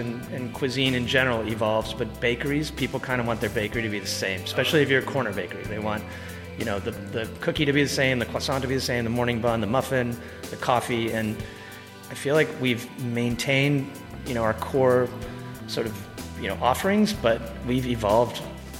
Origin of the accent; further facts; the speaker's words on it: Texas, United States; now in San Francisco, United States; You know, I grew up in Texas. I've been in San Francisco since the mid '90s. So I've been in California for quite a while.